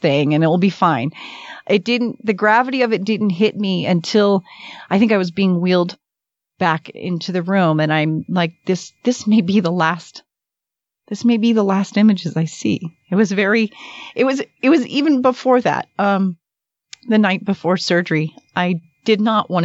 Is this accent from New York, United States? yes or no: no; Miami, Florida, United States; moved away as an adult; now in Utah, United States; I'm from Miami